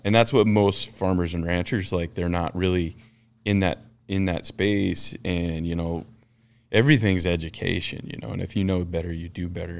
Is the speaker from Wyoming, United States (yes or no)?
yes; Ten Sleep, Wyoming, United States; I'm, uh, basically born and raised in Ten Sleep, Wyoming